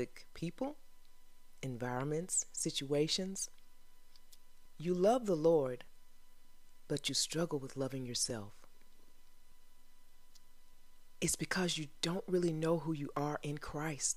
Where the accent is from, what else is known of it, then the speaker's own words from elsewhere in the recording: the South, United States; accent: Southern; I'm from the South